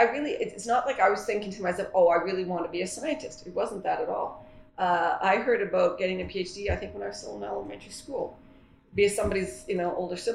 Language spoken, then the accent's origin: English; Canada; as a Canadian